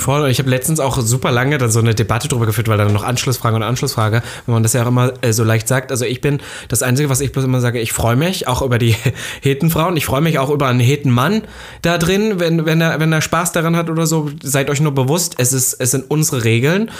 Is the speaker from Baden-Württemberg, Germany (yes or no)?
no; Halle, Saxony-Anhalt, Germany; now in Berlin, Germany; ich war in Halle, da wo ich herkomme